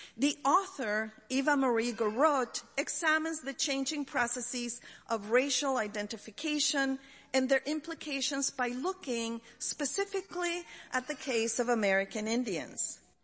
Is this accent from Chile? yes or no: yes; Chile; moved away; growing up in Chile